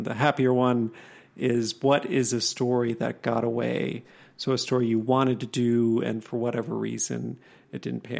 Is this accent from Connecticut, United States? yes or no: no; Wisconsin, United States; I am from Wisconsin